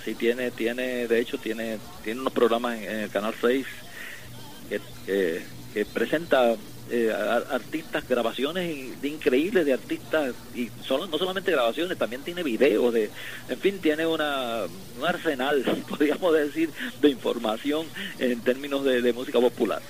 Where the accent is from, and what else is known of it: Puerto Rico